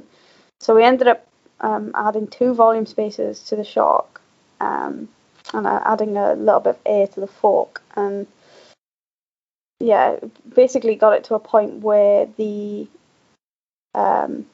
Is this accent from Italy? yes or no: no; the valleys in South Wales, United Kingdom; moved away as an adult; now in Scotland; I'm actually not from the Tweed Valley. I'm actually from the valleys in South Wales